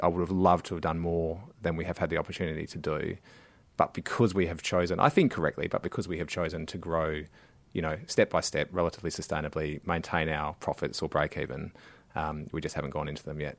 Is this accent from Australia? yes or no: yes; Western Australia, Australia; moved away; W A, uh, my home state